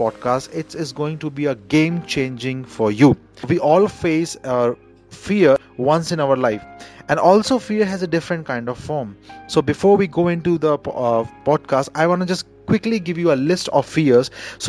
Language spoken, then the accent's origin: English; India; I'm Indian